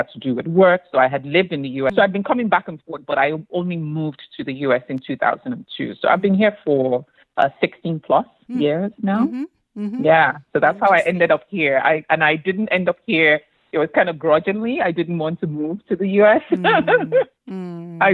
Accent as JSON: {"language": "English", "region": "Lagos", "country": "Nigeria", "tie": "born or raised there", "also_born_or_lived": "Enugu / Arondizogu, Imo State", "moved": "as an adult", "lives_now": "United States", "said": "I grew up in Lagos. I went to elementary, primary school, secondary school, and then I also went to college in Lagos as well"}